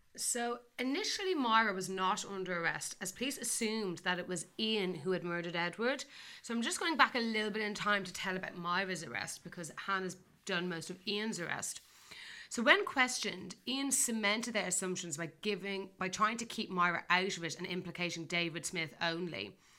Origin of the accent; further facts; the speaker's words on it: Ireland; I'm getting Irish here